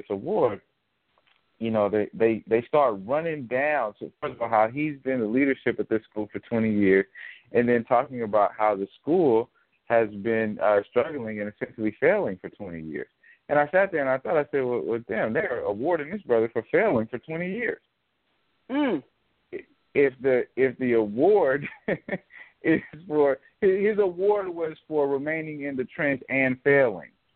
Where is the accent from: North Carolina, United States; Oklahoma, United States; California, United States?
California, United States; Oakland; now in Los Angeles, United States; I'm from Oakland. I live in Los Angeles now